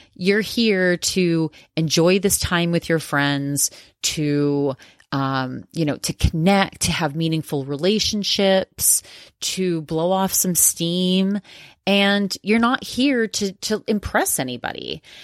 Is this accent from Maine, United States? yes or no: yes; Maine, United States; I'm from Maine.